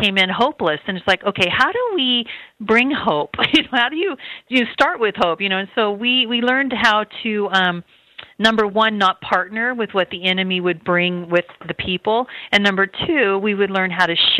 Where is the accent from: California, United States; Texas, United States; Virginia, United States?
California, United States; Redding; I'm from Redding, California, my husband